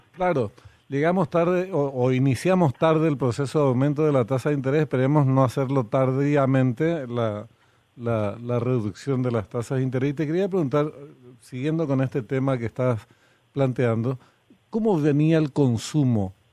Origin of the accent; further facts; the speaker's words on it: Argentina; now in Paraguay; Nací en Argentina, una parte de mi ah. familia es argentina. Y bueno, anduve por allá un tiempo antes de venir a Paraguay